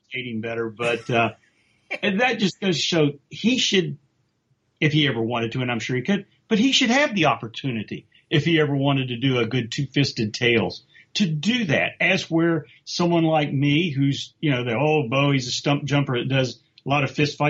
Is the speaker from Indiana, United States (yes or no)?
no; West Virginia, United States; I'm from West Virginia, which is the semi-South